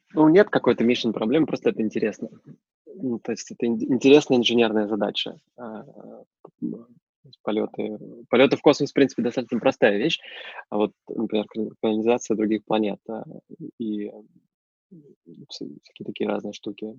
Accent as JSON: {"language": "Russian", "country": "Russia", "moved": "as an adult", "lives_now": "Germany", "said": "я из России"}